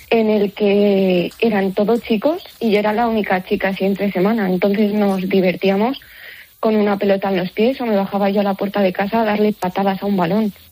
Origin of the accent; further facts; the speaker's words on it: United States; yo me crié en los Estados Unidos y estudié en los Estados Unidos, vine para aquí, me casé y fui ama de casa